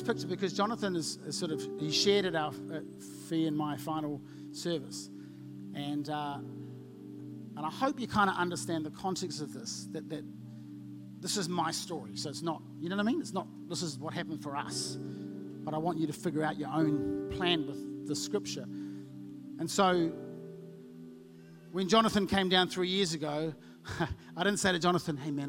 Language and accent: English; Auckland, New Zealand; now in Hawke's Bay, New Zealand; growing up in South Auckland like I did